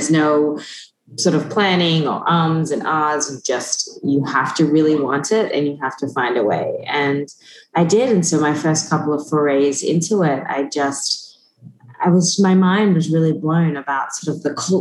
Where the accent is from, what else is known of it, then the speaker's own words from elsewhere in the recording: Australia; moved away; I grew up in Australia, which is where my family all still is